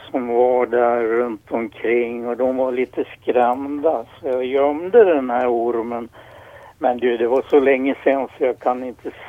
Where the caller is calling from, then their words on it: Krylbo, Dalarna County, Sweden; från Krylbo i Sverige.